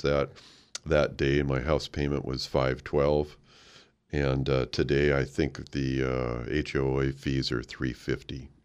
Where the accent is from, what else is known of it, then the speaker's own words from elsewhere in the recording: Oregon, United States; moved away; I grew up in Oregon